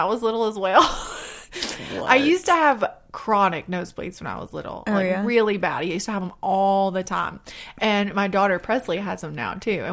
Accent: the South, United States; accent: southern; my southern accent

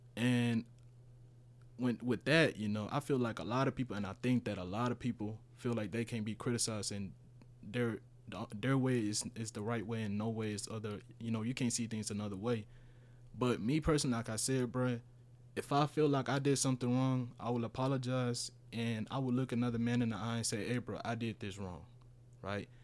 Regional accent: Houston, Texas, United States; first language Spanish; English is a second language; also born or lived in Honduras; I moved here when I was, what, eleven?

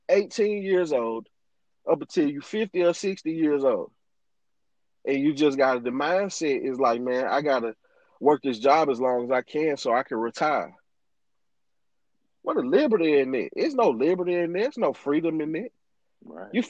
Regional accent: Greenville, Mississippi, United States; moved away as an adult; also born or lived in Chicago

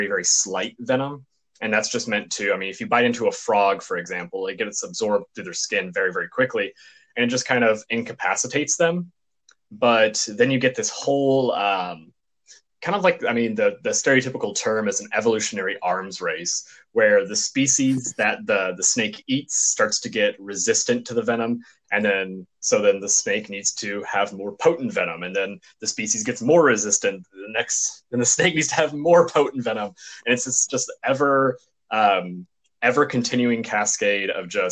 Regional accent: Texas, United States; now in Southern California, United States; I'm from Texas

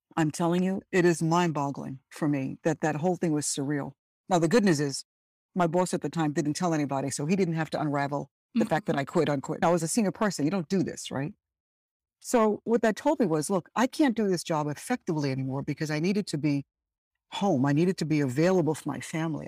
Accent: Birmingham, West Midlands, United Kingdom; also born or lived in Dominica; now in United States; I was born in Birmingham, England, and because my parents hail from an island in the Caribbean, it's called Dominica

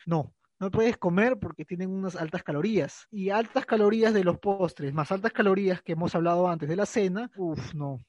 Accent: Peru; acá en Perú eso no sirve porque acá no comemos turrón ni ricos polvorones.

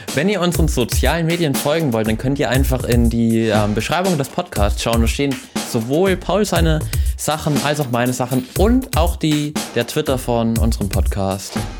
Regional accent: Austria; bei uns in Österreich

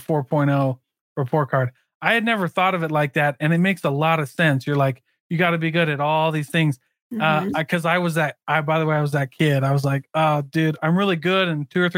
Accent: Keokuk, Iowa, United States; I grew up in a little town called Keokuk, Iowa.

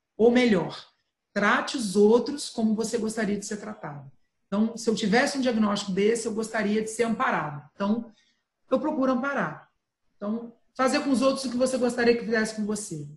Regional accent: Santo Antônio de Pádua, Rio de Janeiro, Brazil; eu sou roceira, eu nasci em Santo Antônio de Pádua

